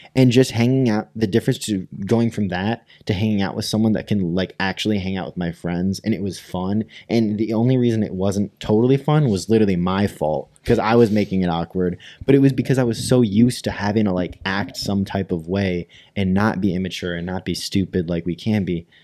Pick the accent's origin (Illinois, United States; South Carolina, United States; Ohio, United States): Illinois, United States; Rockford; we're from Rockford